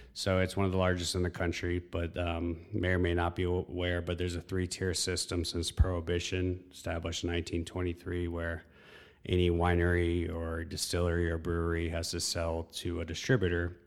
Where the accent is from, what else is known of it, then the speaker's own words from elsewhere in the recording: Texas, United States; also born or lived in North Carolina / Midlothian, Virginia; moved to Texas when I was about eight, nine years old, and all the way through high school. Um, so it's, it's my home